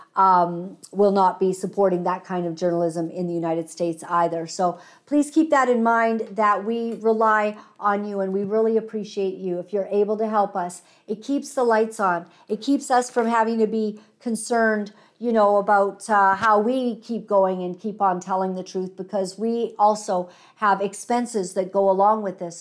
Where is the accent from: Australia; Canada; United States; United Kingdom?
Canada; we are Canadian